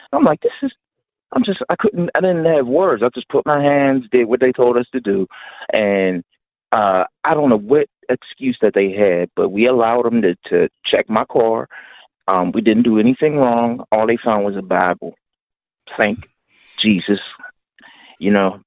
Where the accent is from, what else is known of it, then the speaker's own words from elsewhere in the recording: Pittsburgh, Pennsylvania, United States; I'm from Pittsburgh, Penn Hills